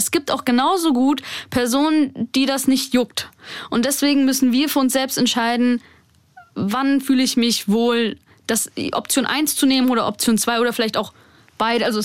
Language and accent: German; Germany; ich in Deutschland geboren bin, hier aufgewachsen bin.